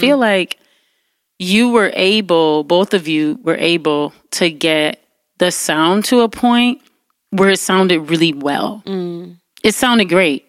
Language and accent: English; Detroit, Michigan, United States; I grew up in Detroit